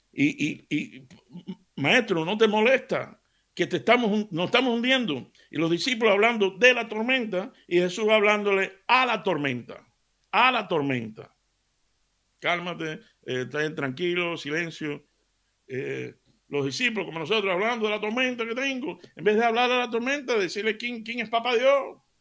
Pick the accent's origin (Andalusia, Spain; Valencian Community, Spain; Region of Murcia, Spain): Andalusia, Spain; Seville; me crié en Sevilla